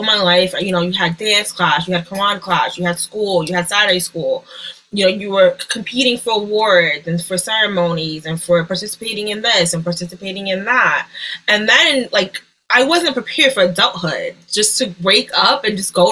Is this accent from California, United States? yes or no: no; New York, United States; I'm from New York. I'm a New Yorker